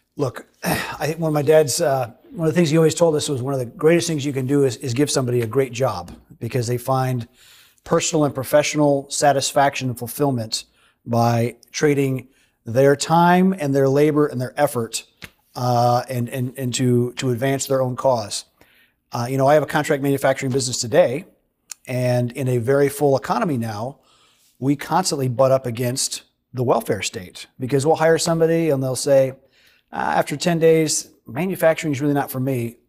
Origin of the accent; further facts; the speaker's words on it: Holland, Michigan, United States; I grew up in Holland, Michigan